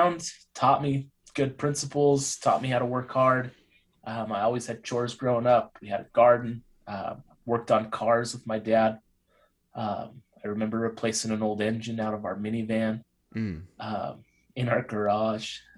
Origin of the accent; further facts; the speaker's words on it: Utah, United States; I grew up in Utah